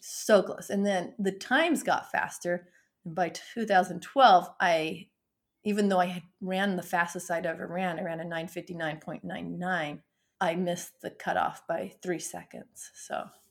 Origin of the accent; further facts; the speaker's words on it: Beaver, Utah, United States; now in North Texas, United States; I was born and raised in Beaver, Utah.